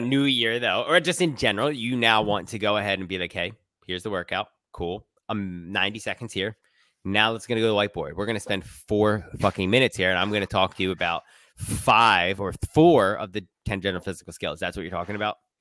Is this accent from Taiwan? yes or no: no; Philadelphia, Pennsylvania, United States; philly we're from there